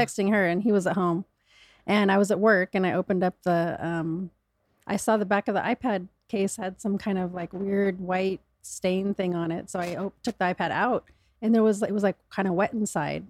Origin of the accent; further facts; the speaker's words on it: Michigan, United States; I was born in Michigan